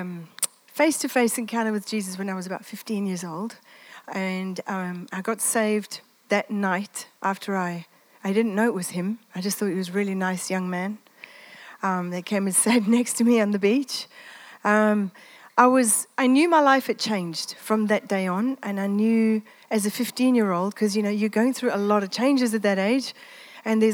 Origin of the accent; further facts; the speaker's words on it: Italy; moved away; I grew up in the Mediterranean. I'm Italian.